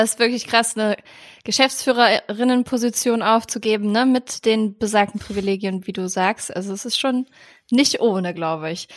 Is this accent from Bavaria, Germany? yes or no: no; Cologne, North Rhine-Westphalia, Germany; now in Hamburg, Germany; meiner alten Heimat Köln sitzt du ja gerade